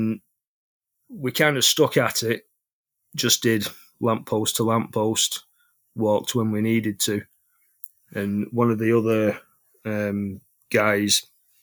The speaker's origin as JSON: {"language": "English", "town": "Bolton", "region": "North West England", "country": "United Kingdom", "said": "I'm 42 from Bolton"}